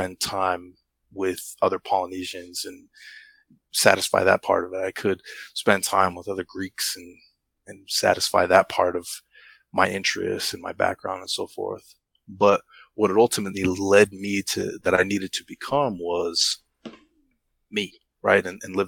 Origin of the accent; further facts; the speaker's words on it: United States; I didn't grow up in the islands, I grew up in the States, right?